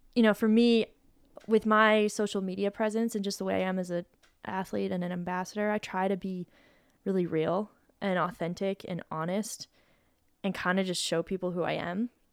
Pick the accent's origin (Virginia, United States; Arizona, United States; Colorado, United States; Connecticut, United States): Colorado, United States; Boulder; moved away as an adult; I moved away from Boulder